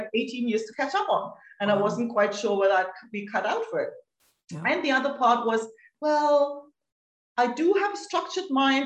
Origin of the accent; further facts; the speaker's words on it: Germany; moved away as an adult; now in Spain; I'm from Germany, but have been living in Spain for almost 18 years.